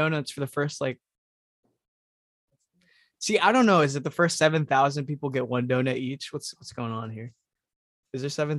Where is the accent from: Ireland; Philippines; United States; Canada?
Philippines; moved away; I'm Filipino.